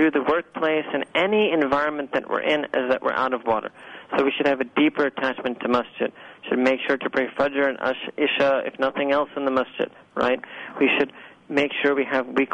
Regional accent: New York City, New York, United States; moved away as an adult; this humble speaker was born and raised in Manhattan, New York

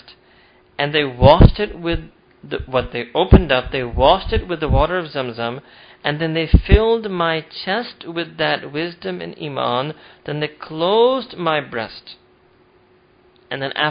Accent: United States; all the Jews and Christians we grew up in America

